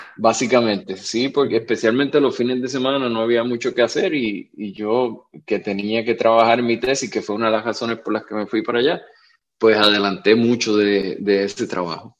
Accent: Puerto Rico; Y yo le dije de Puerto Rico

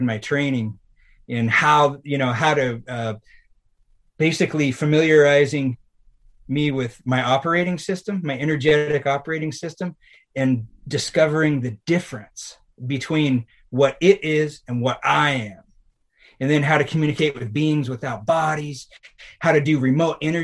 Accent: Washington, United States; it was in my hometown

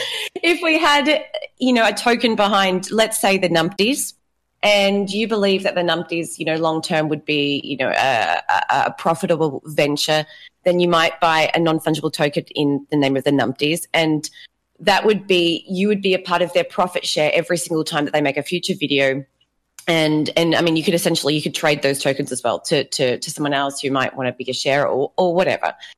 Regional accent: Australia; now in Brazil; I am Australian. I live in Brazil.

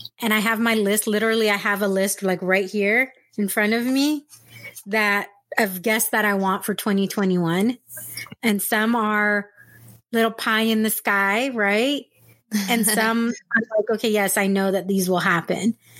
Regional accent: San Diego, California, United States; moved away as an adult; also born or lived in Texas / Orange County; I'm originally from San Diego and I moved away, I moved to Texas

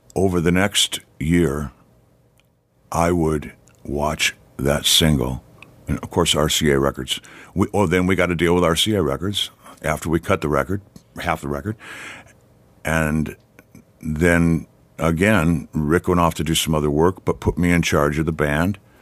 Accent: Detroit, Michigan, United States; moved away; I grew up in Detroit.

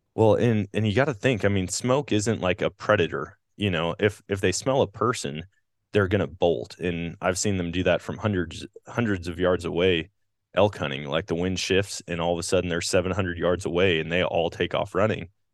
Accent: Wisconsin, United States; growing up in Wisconsin

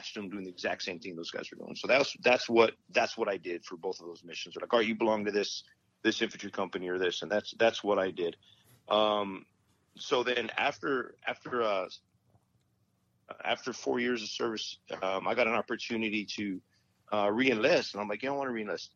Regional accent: Las Cruces, New Mexico, United States; moved away as an adult; also born or lived in Fort Bragg, North Carolina; I'm from Las Cruces, New Mexico

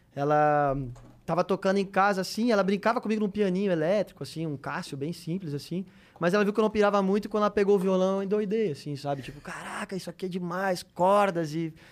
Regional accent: Novo Hamburgo, Rio Grande do Sul, Brazil; also born or lived in Porto Alegre; Eu sou do Rio Grande do Sul, né? Eu, eu, nasci em Porto Alegre e morei em Novo Hamburgo, uma cidade vizinha, assim. E aí cresci muito no meio da música

